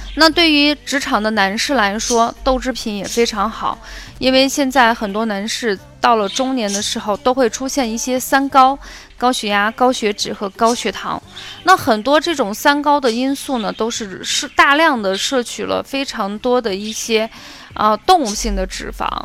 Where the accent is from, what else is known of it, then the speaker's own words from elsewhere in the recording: Xi'an, Shaanxi, China; 我们西安人